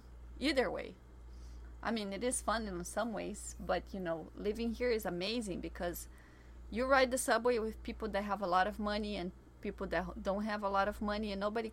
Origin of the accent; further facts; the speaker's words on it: Brazil; moved away; I grew up in a place where there was 5,000 inhabitants